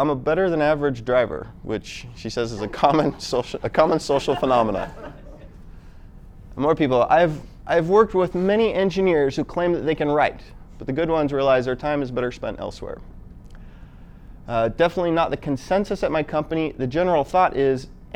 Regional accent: United States; now in Utah, United States; I'm actually from Washington, but I live in Utah, came out here.

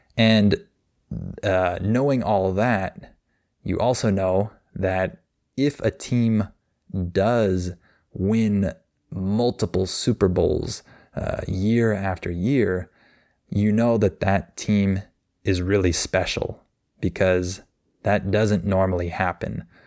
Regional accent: United States

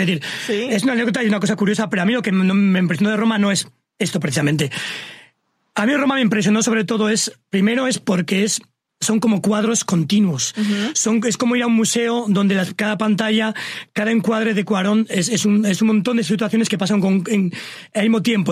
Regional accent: Sangüesa, Navarre, Spain; moved away; also born or lived in Pamplona; yo soy de un pueblo así pequeño, de unos 5.000 habitantes, se llama Sangüesa

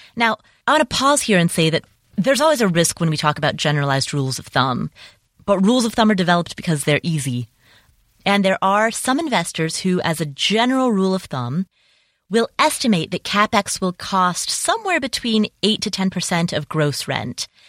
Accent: Cincinnati, Ohio, United States; moved away; also born or lived in Atlanta / Las Vegas; my hometown, Cincinnati

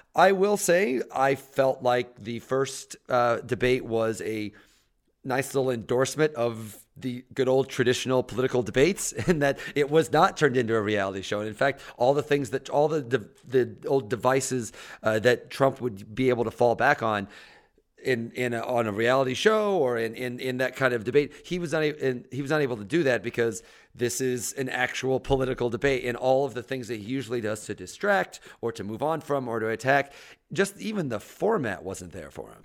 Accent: Mattoon, Illinois, United States; moved away; I'm in Mattoon, Illinois, my, the ho, the small rural Illinois town.

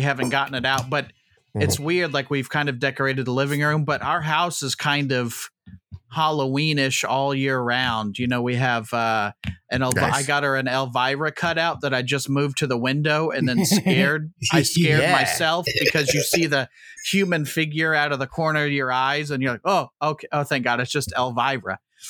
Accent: Indianapolis, Indiana, United States; accent: Hoosier Twang; I'm from Indianapolis. Never left, and I'm going to die here, fellas.

